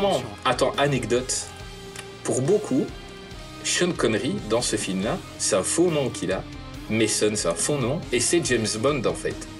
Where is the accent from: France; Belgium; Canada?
Belgium; je suis belge.